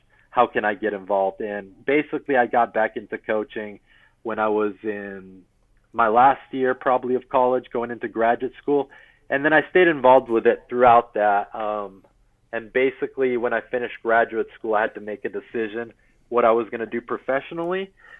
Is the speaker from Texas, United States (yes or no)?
yes; Corpus Christi, Texas, United States; So, I mean, I grew up in Corpus Christi from last year of middle school all the way through high school. So it's really kind of as a teenager, and we'll always be home in one way or another. Love Texas for sure.